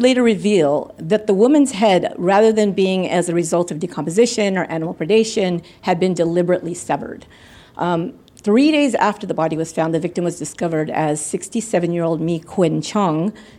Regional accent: San Jose, California, United States; I'm the host of Once Upon a Crime podcast. And I come from California, out of San Jose, California.

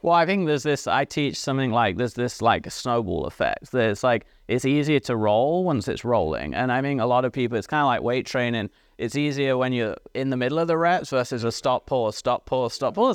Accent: England, United Kingdom; moved away; I grew up in England.

